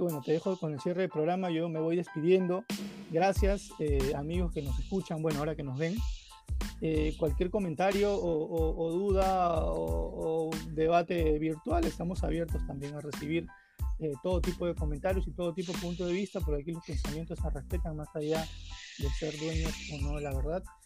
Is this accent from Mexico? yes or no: no; Lima, Peru; yo soy del Agustino, entendamos que el Agustino es un distrito también con, con, con sus propios problemas